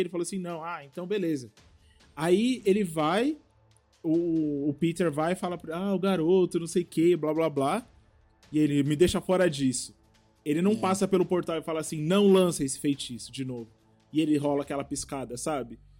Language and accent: Portuguese; Taboão da Serra, São Paulo, Brazil; eu sou aqui de Taboão da Serra